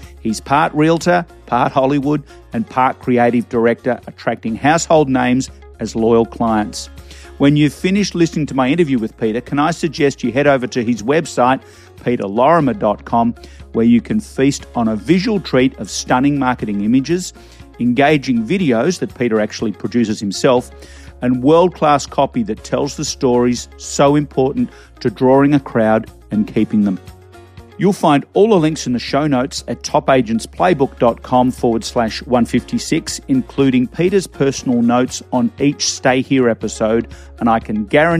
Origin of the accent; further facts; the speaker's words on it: Melbourne, Victoria, Australia; now in Toronto, Canada; I'm originally from Melbourne